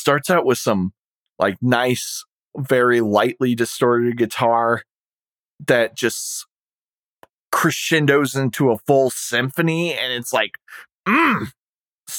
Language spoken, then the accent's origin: English; United States